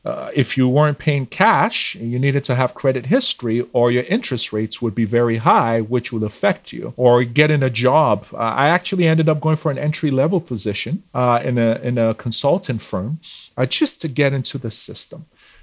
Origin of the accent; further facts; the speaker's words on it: Nigeria; moved away as an adult; now in Canada; So I moved here in 2016 from Nigeria.